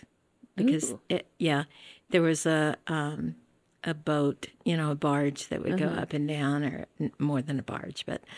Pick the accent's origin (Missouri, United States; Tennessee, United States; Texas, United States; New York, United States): Tennessee, United States; I grew up in Tennessee.